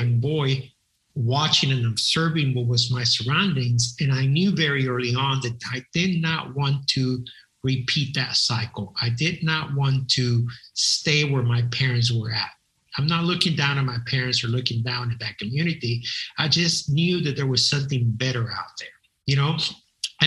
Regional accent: San Antonio, Texas, United States; moved away as an adult; also born or lived in The Woodlands, Texas; we moved to San Antonio, Texas, which was a heavily military town

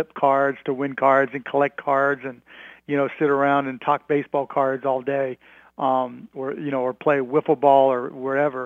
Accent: Pittsburgh, Pennsylvania, United States; growing up in Pittsburgh

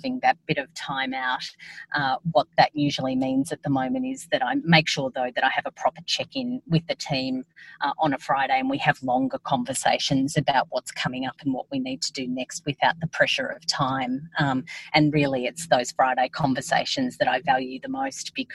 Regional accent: Yass, New South Wales, Australia; also born or lived in Albury, New South Wales / Canberra; I did 0 to 13 in Yass.

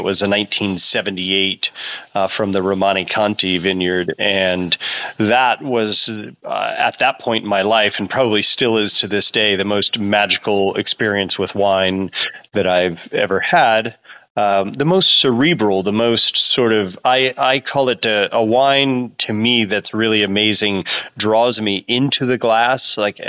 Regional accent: California, United States; Well, I grew up in Sonoma County, about a half an hour from where I am farming now, on a 250-acre horse and cattle ranch.

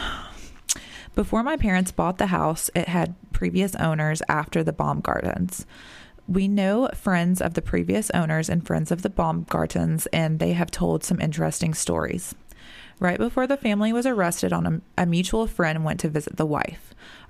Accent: Annapolis, Maryland, United States; moved away; also born or lived in Georgia; I was born and raised in Annapolis, Maryland. Annapolis, is that how you say that? Maryland, before moving to Georgia.

